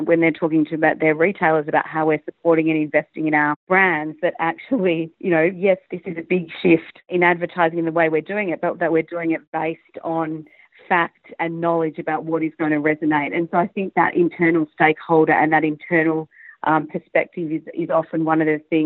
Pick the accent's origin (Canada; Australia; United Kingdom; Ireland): Australia; moved away as an adult; also born or lived in Hong Kong / Singapore; now in Asia; being an Aussie, a very proud Aussie